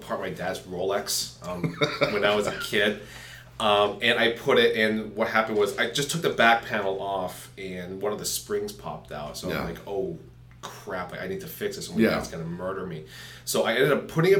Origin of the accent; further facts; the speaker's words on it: Lawrence, Massachusetts, United States; also born or lived in Methuen, Massachusetts / Nashua, New Hampshire / Milford, New Hampshire; now in Salem, New Hampshire, United States; I am originally from Lawrence, Massachusetts, and then I moved to Methuen